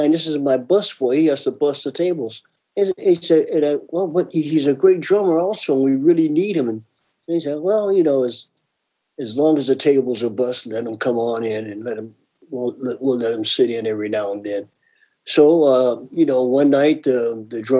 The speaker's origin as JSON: {"language": "English", "town": "Palm Springs", "region": "California", "country": "United States", "tie": "born or raised there", "said": "I live in Palm Springs. I live on the Indian Reservation. I grew up on the Indian Reservation"}